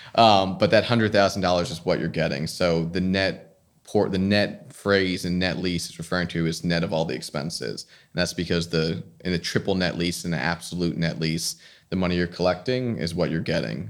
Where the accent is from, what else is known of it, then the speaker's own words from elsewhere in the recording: New Jersey, United States; also born or lived in Bronx, New York; I grew up in New Jersey, went to school in the Bronx in New York at Fordham